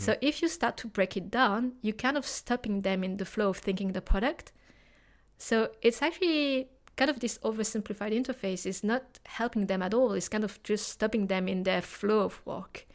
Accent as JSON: {"language": "English", "country": "France", "also_born_or_lived": "Hong Kong / Osaka", "moved": "as an adult", "lives_now": "London, United Kingdom", "said": "I'm originally from France, but I live in Hong Kong, Osaka, and now I've settled in London."}